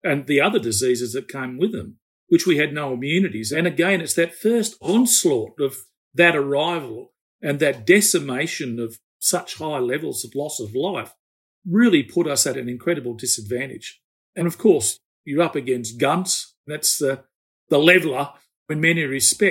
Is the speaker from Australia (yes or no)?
yes; Newcastle, New South Wales, Australia; I'm from Newcastle, which is north of Sydney